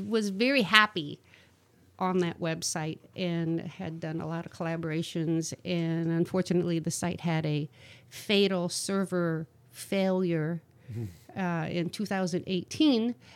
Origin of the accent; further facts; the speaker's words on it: Rising Sun, Ohio, United States; moved away as an adult; also born or lived in North Carolina; I'm from Northwest Ohio. I grew up in a little town called Rising Sun, which is like 35 miles southeast of Toledo.